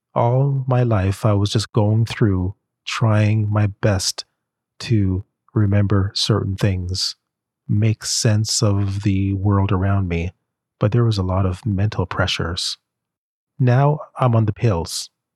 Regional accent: Jamaica; I'm from Jamaica

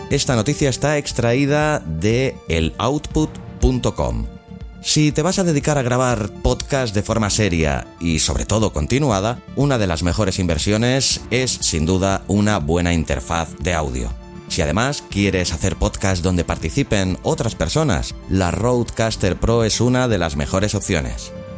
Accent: Catalonia, Spain; soy catalán

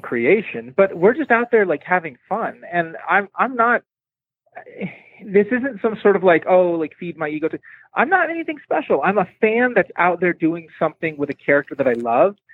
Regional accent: San Diego, California, United States; now in Salt Lake City, United States; I grew up in San Diego

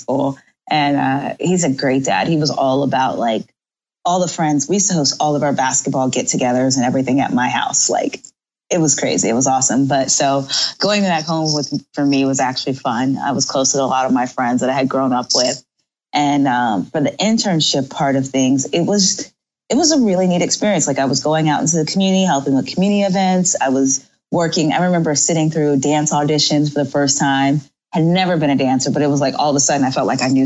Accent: Fayetteville, North Carolina, United States; born or raised there

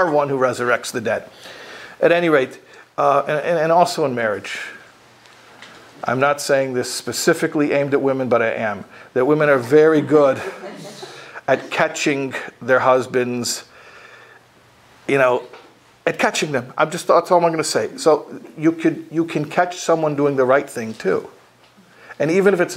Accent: Chicago, Illinois, United States; When I was a kid growing up in Chicago

